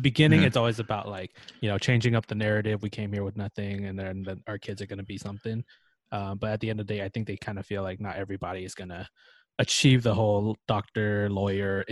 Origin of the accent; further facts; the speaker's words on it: United States; being an American